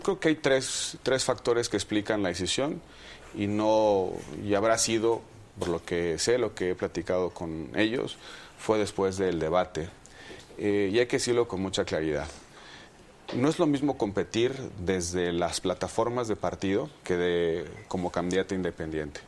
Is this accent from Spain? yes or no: no; Mexico; como muchos mexicanos